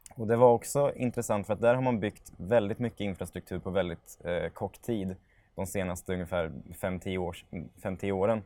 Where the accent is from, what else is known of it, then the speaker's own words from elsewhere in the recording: Norrköping, Östergötland, Sweden; also born or lived in Vikbolandet; Jag föddes på Vikbolandet, men när jag var tre år gammal köpte familjen mormor morfars hus i Eneby och där bodde jag till studenten